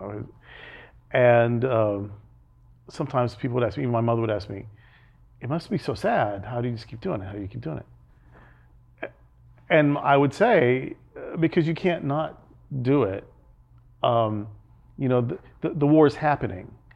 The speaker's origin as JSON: {"language": "English", "region": "Arkansas", "country": "United States", "tie": "born or raised there", "also_born_or_lived": "Alabama", "moved": "yes", "lives_now": "Fort Lauderdale, United States", "said": "I grew up in Arkansas in the seventies"}